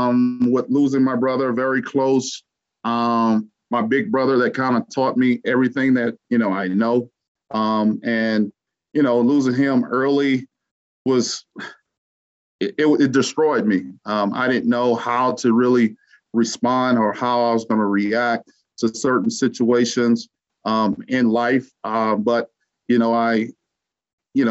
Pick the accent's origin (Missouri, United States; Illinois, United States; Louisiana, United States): Louisiana, United States; moved away; Coming out of Louisiana, it was just a huge shock when I came to Colorado